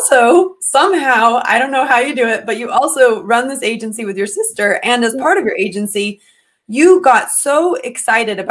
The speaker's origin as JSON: {"language": "English", "country": "United States", "said": "I am American"}